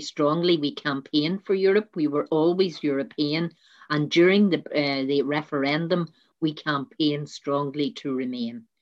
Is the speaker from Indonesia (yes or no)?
no; Downpatrick, Northern Ireland, United Kingdom; I'm from County Down, and I'm from South Down, and in particular Downpatrick